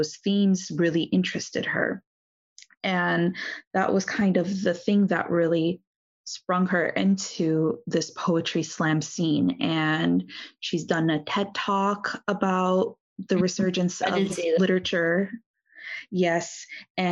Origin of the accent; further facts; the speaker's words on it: United States; being born and raised in the United States